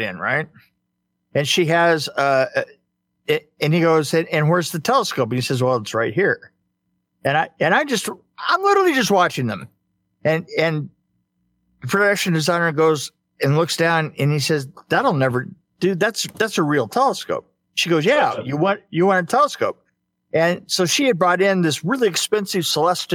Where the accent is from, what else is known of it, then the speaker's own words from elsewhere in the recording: San Bernardino, California, United States; I was from San Bernardino